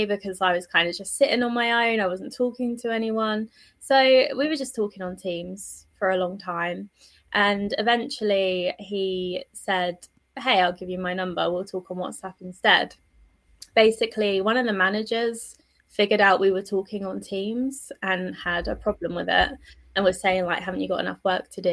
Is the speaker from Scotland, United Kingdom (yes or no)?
no; London, United Kingdom; I was born in South London. And yeah, I had a pretty normal upbringing